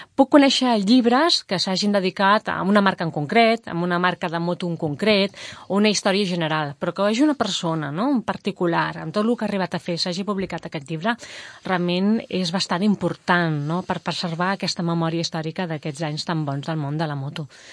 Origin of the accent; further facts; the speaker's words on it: Mollet del Vallès, Catalonia, Spain; som de Mollet